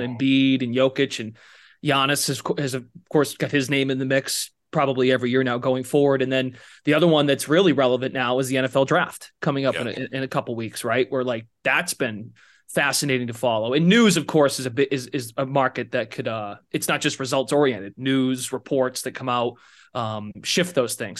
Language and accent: English; Massachusetts, United States; I'm from Massachusetts